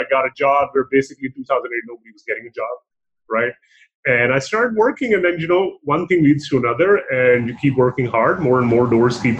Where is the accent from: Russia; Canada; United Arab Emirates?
United Arab Emirates; Dubai; born there; also born or lived in Pakistan; I was born in Dubai. I lived for a good portion of my life in Pakistan as well.